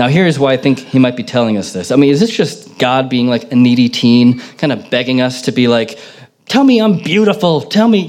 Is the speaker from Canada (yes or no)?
no; United States; moved away; growing up in America